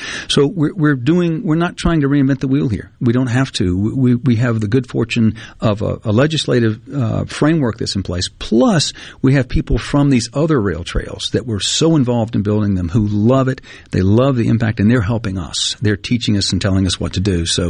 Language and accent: English; Greenwood, Mississippi, United States; I grew up in Greenwood with the CNG rail trail right behind my house